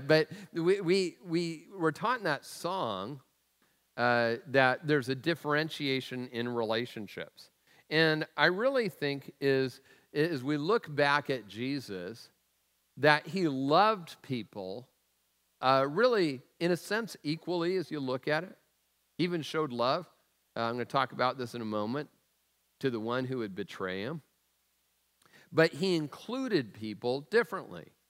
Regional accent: Tacoma, Washington, United States; the food I was raised on in Tacoma

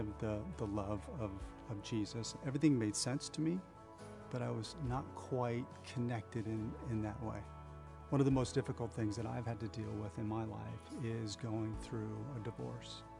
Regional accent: Bellevue, Washington, United States; I am a native Washingtonian and I grew up in Bellevue.

